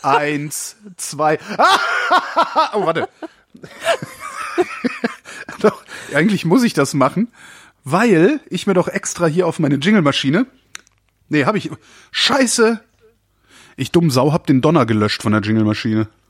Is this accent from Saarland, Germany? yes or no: no; near Brühl, North Rhine-Westphalia, Germany; wir sind in der Nähe aufgewachsen